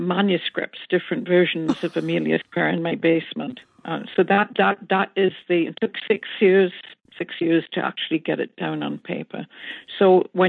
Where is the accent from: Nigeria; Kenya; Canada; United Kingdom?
United Kingdom; northeast coast of England, North East England; born and raised in England on the northeast coast